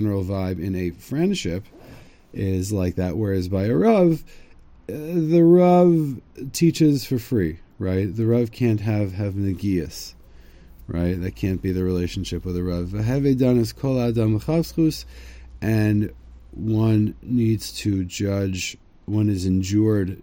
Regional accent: United States; now in Israel; I'm from America

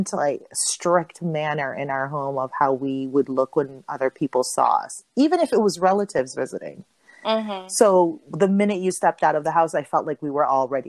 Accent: Parañaque, Metro Manila, Philippines; I was raised in Parañaque

